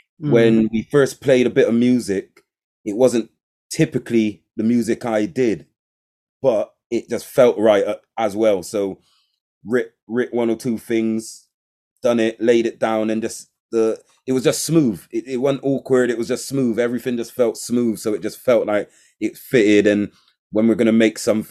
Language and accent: English; Bristol, South West England, United Kingdom; I'm from Bristol, born and bred. And I can't really see myself leaving here.